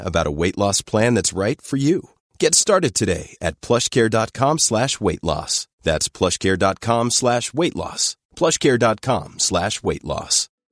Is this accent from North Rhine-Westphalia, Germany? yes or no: no; Berlin, Germany; ich bin Berliner. Ich bin äh, Südneukölln aufgewachsen.